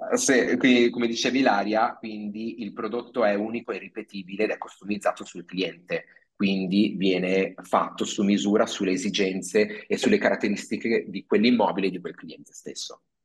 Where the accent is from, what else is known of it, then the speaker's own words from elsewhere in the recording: Padua, Veneto, Italy; now in Milan, Italy; io sono originario di Padova